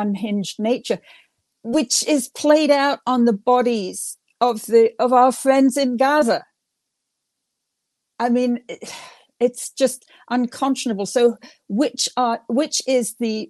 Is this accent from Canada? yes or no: no; England, United Kingdom; now in United States; I grew up in England during the 1950s